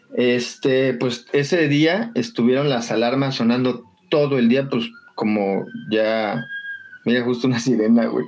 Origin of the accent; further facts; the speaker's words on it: Xochimilco, Mexico City, Mexico; yo soy de aquí de Sochi